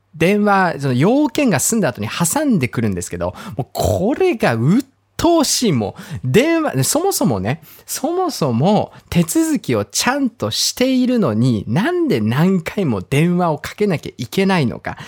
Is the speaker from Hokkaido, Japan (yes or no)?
yes; Hokkaido, Japan; moved away; 僕も、まあ、北海道出身